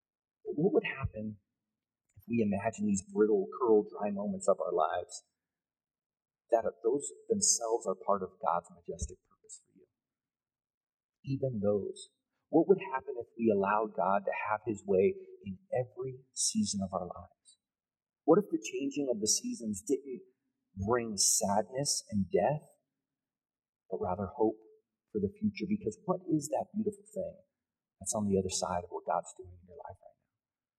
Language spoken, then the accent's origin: English; California, United States; moved away as an adult; now in Colorado, United States; But I remember when we first moved to Colorado. It was 2005. We're from California, the Bay Area. We had zero seasons.